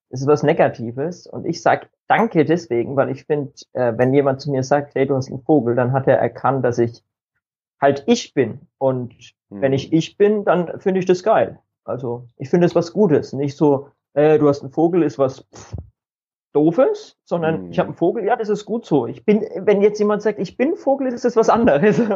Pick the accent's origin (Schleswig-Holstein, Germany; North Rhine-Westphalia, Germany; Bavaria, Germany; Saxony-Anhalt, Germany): Bavaria, Germany; ich ja, komme aus dem schönen Frankeland in Deutschland, also äh, Norden von Bayern